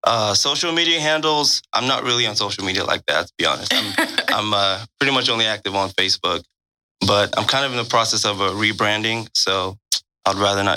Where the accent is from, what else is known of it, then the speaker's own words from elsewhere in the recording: Nigeria; accent: Nigerian; moved away as an adult; now in United States; Born and raised in Nigeria, so I'm an immigrant to the United States. Lived here for about eight and a half years now.